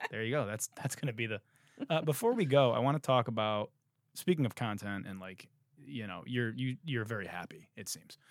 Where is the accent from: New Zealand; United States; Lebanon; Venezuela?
United States; Detroit, Michigan; I'm from fucking Detroit